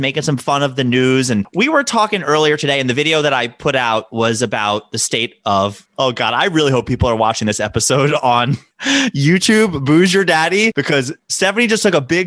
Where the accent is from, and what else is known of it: Maryland, United States